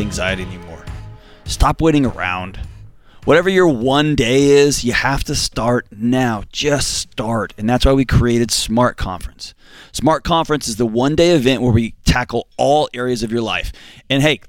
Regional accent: Houston, Texas, United States; I grew up in Houston and Houston, Texas, and hurricanes

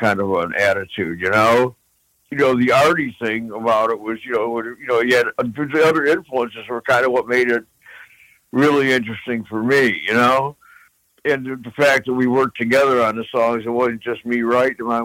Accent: Midwest, United States; growing up in the Midwest

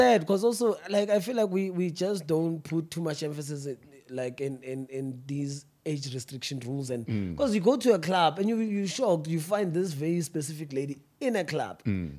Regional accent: Johannesburg, Gauteng, South Africa; Yeah, that's where I grew up. Well, I was born in Kosoweto, Barra. And then we had to move to Habu Babaka, so which is northwest in the Gobrets.

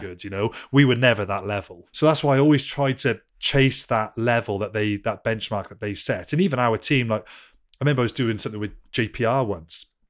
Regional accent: Wales, United Kingdom; I love being Welsh, and I'm, I'm so Welsh

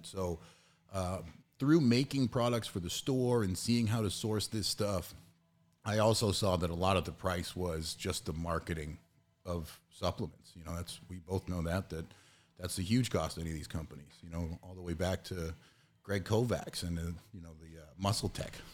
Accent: Massachusetts, United States; I'm from Massachusetts

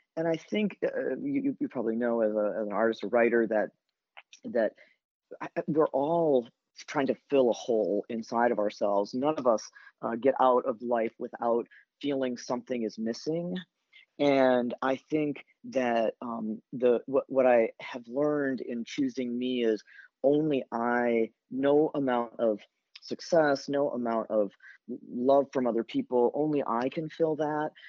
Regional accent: Elkhart, Indiana, United States; now in Boston, United States; growing up in Elkhart

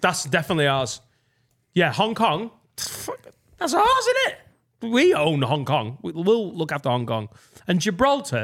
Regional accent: Preston, North West England, United Kingdom; Penwether, where I grew up in Preston, which is a suburb of Preston

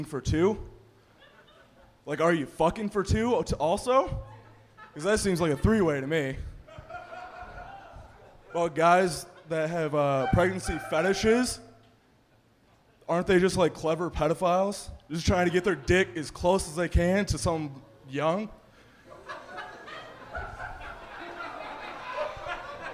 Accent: Allendale, Michigan, United States; I'm from Allendale. It's like 10 minutes away from Grand Rapids

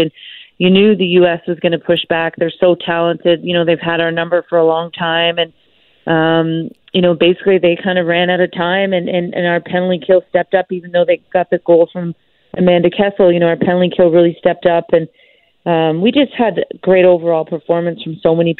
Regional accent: Canada; as Canadian hockey players, we've been able to win gold a few times

